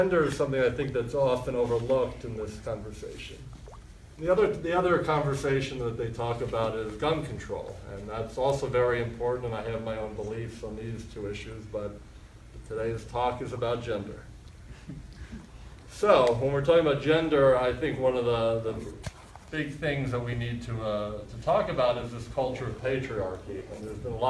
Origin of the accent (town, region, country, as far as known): United States; born or raised there; also born or lived in Fort Lauderdale, Florida